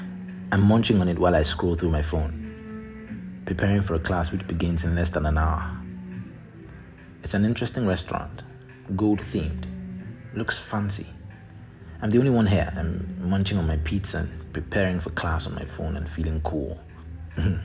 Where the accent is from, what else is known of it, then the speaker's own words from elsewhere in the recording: Nigeria; moved away; also born or lived in San Francisco / Berlin; growing up in Nigeria